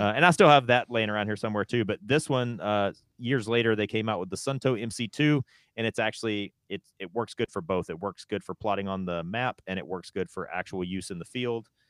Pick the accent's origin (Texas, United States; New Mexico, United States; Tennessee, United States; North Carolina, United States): North Carolina, United States; moved away; also born or lived in West Coast; I'm from the South, I'm from North Carolina.